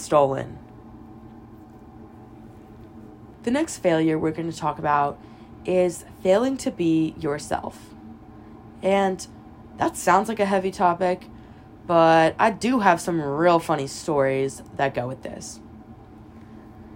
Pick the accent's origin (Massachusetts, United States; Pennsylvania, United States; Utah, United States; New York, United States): Pennsylvania, United States; moved away as an adult; now in Alabama, United States; I'm from Pennsylvania